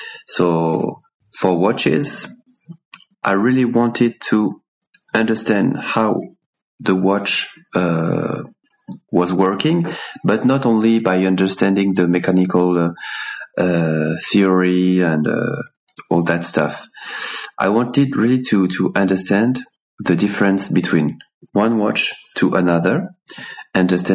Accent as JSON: {"language": "English", "country": "France", "tie": "born or raised there", "also_born_or_lived": "Paris / Laos", "second_language": "English", "moved": "as an adult", "lives_now": "Switzerland", "said": "my wife and I grew up in the countryside in France."}